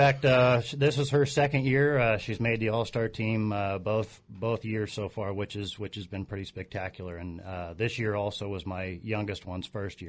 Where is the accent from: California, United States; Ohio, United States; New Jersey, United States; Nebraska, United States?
California, United States; Encinitas; also born or lived in Paso Robles; I am from San Diego, yeah, northern San Diego County, specifically